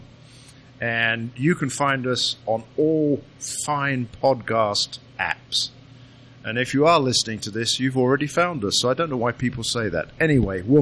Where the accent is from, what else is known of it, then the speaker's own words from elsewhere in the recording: United Kingdom; now in Illinois, United States; I am the Brit